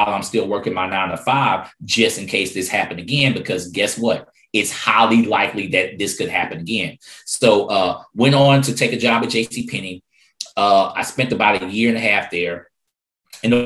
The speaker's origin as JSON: {"language": "English", "town": "Houston", "region": "Texas", "country": "United States", "tie": "born or raised there", "said": "I grew up in Third Ward, Houston, Texas, to be exact"}